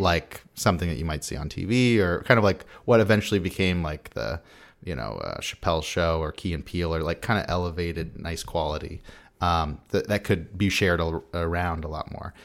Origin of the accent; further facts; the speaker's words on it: San Diego, California, United States; I'm from San Diego